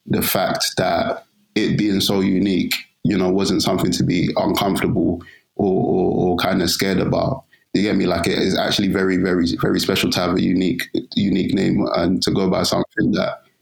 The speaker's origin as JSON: {"language": "English", "region": "London", "country": "United Kingdom", "tie": "born or raised there", "said": "East London raised, East London born"}